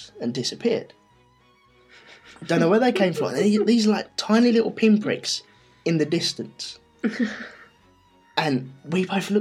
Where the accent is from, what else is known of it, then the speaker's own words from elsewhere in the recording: London, United Kingdom; we're from London